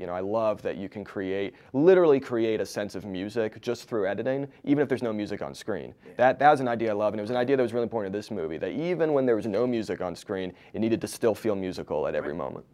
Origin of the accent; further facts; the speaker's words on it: East Coast, United States; now in Los Angeles, United States; I live in L A now but I grew up on the East Coast